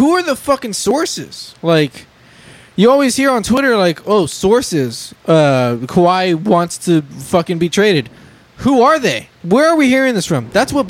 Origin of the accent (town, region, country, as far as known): San Antonio, Texas, United States; born or raised there